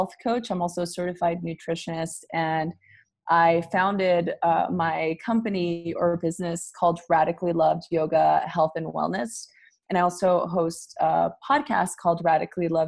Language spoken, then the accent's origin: English; Los Angeles, California, United States; I am originally from East